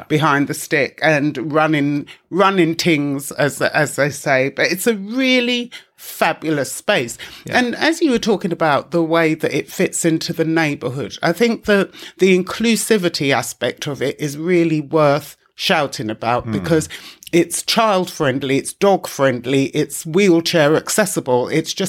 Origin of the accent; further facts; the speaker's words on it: London, United Kingdom; we grew up in East London, where you knew where you were